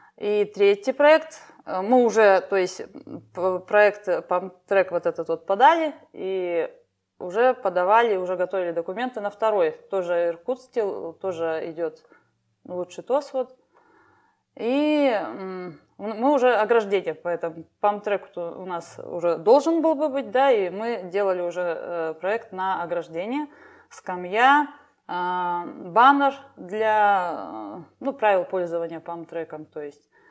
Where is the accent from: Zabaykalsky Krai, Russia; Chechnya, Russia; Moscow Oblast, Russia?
Zabaykalsky Krai, Russia; Chita Oblast, Priargunsky District; moved away as an adult; now in Nizhneudinsk, Russia; я с Забайкалья, Читинская область. Приаргунский район – это дальний край, скажем так, где граница с Китаем